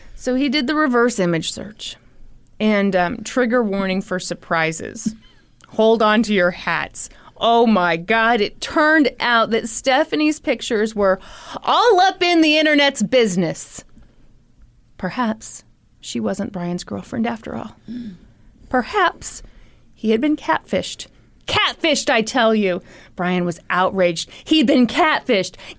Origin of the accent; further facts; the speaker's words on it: the Bible Belt, United States; the two of us growing up in the Bible Belt